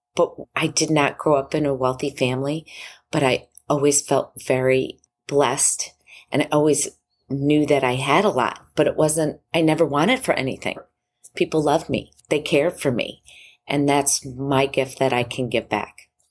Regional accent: Long Island, New York, United States; I grew up in Long Island, New York

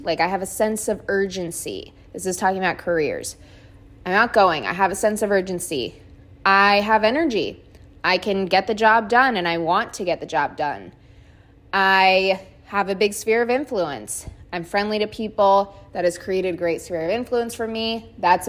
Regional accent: South Florida, United States; I grew up in South Florida, so I've lived here my whole life.

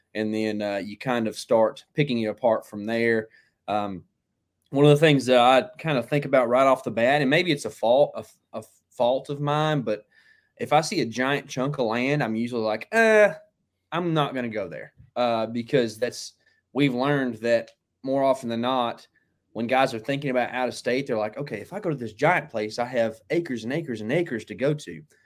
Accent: Texas, United States; we're from Texas, you live in Texas now

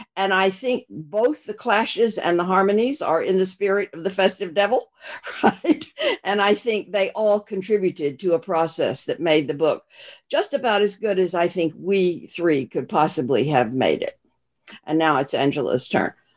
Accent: Arkansas, United States; moved away; also born or lived in Texas / Australia; I was born in Arkansas

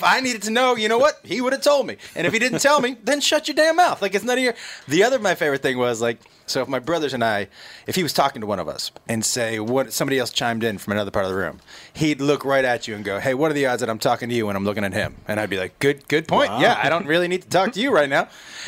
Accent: Massachusetts, United States; Yeah. I from Massachusetts. I went to college in Texas, and I started stand-up in Seattle.

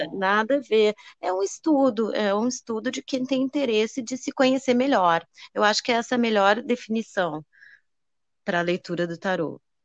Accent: Rio Grande do Sul, Brazil; eu sou gaúcha e, e lá no sul

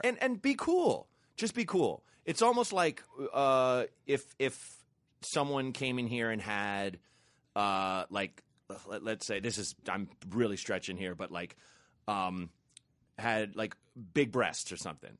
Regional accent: Portland, Oregon, United States; I grew up in Portland, Oregon

